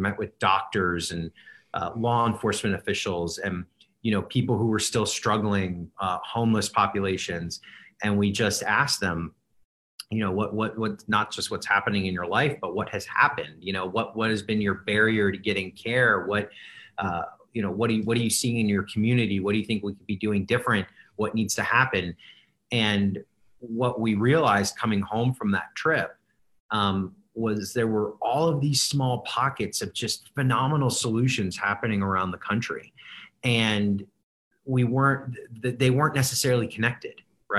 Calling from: Las Vegas, Nevada, United States; Las Vegas.

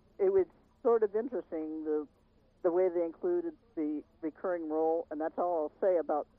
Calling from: Granada Hills, California, United States; from Granada Hills.

